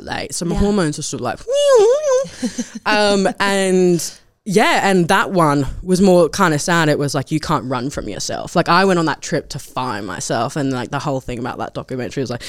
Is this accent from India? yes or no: no; Australia; moved away as an adult; now in London, United Kingdom; I left this small town and come back and I realised how beautiful my hometown was